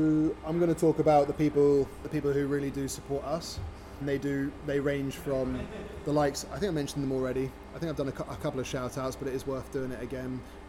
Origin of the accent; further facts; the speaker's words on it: United Kingdom; also born or lived in Toronto; Pubs are deeply rooted in our culture as British people